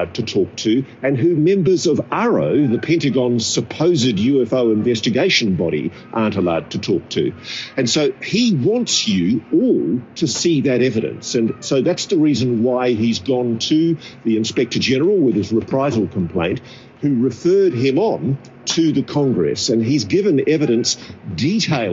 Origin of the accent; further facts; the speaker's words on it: Australia; I'm an Australian